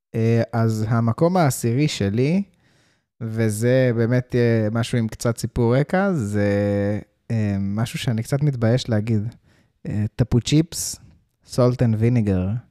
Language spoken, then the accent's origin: Hebrew; South Africa; now in Israel; כשהייתי ילד גדלתי בדרום אפריקה